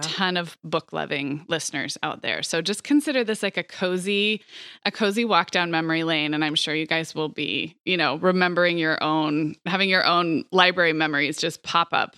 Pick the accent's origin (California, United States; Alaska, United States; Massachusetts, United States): California, United States; Montecito; moved away; also born or lived in Santa Barbara; I grew up in Santa Barbara, and then I grew up in Montecito